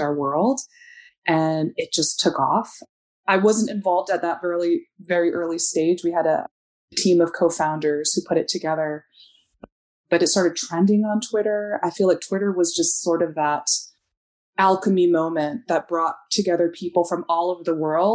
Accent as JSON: {"language": "English", "country": "United States", "said": "growing up, I'm Chinese American."}